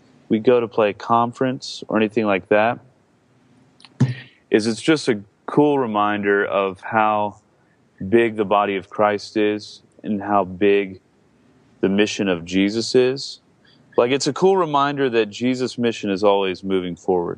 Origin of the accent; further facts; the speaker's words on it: Georgia, United States; now in Seattle, United States; I grew up in Georgia